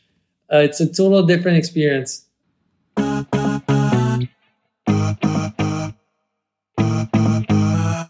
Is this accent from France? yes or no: yes; Versailles, Île-de-France, France; English is a second language; We grew up in Versailles